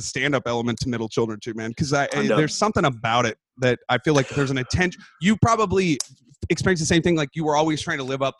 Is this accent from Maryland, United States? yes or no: no; San Antonio, Texas, United States; also born or lived in Plano, Texas; I grew up in San Antonio.